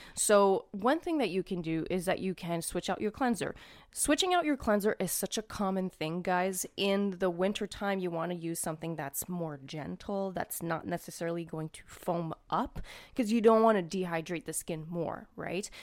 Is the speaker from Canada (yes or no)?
yes; Canada; I'm Canadian